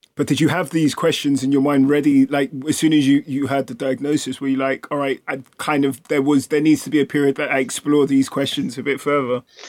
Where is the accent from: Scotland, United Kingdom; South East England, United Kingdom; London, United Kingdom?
London, United Kingdom; growing up in London